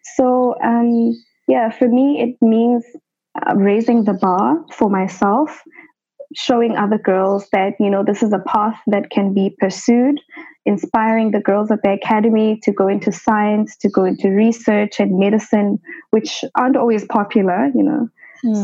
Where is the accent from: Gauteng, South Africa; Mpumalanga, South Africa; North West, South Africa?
Gauteng, South Africa; Johannesburg; I grew up in the township of Soweto in Johannesburg